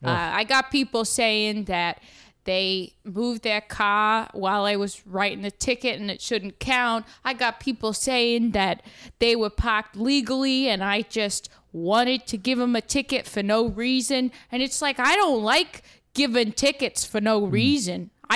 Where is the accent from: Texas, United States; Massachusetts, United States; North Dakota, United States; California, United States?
Massachusetts, United States; Brockton; accent: Boston; Yeah, so I'm from Brockton, which is just outside of Boston. It's a little rough around the edges, some people say. But I'm born and raised there.